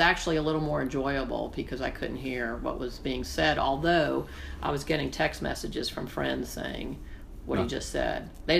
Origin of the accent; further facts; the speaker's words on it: Chapel Hill, North Carolina, United States; So for me, for us growing up there, I think for most people, Carolina basketball is sort of defined your family